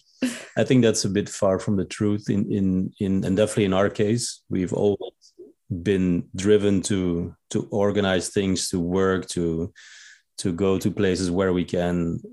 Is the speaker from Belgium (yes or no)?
yes; Belgium; moved away; I'm from Belgium, and I've been living a nomadic life